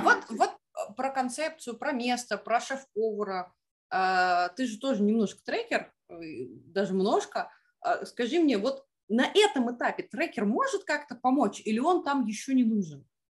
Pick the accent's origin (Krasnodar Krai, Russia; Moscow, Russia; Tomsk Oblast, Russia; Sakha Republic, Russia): Moscow, Russia; мы, москвичи